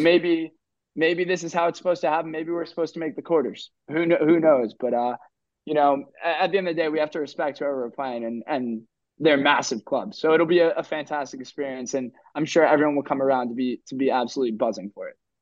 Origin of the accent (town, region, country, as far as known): New Jersey, United States; moved away as an adult; now in Maidstone, United Kingdom